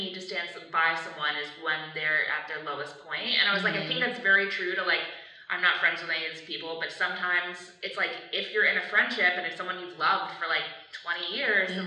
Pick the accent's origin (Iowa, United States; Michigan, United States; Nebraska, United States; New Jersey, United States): New Jersey, United States; I'm from New Jersey. I went to Catholic school